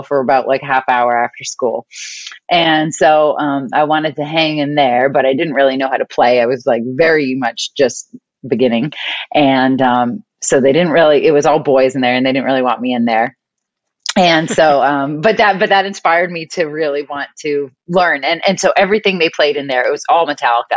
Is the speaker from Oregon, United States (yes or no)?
no; outside of Boston, Massachusetts, United States; moved away as an adult; now in California, United States; Right outside of Boston. So Massachusetts.